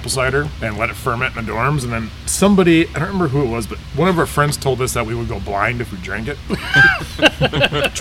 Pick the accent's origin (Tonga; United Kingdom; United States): United States; Milwaukee, Wisconsin; also born or lived in Alaska; now in Stevens Point, United States; I'm from Milwaukee